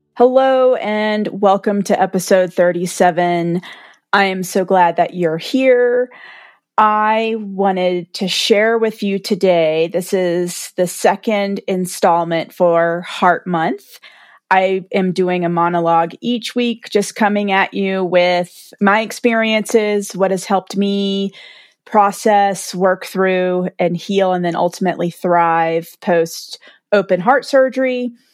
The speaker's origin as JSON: {"language": "English", "region": "the South", "country": "United States", "tie": "born or raised there", "said": "I'm from the South, like, everyone's stoic. We bless everyone's hearts and drink sweet tea and go to church on Sunday and pray it away"}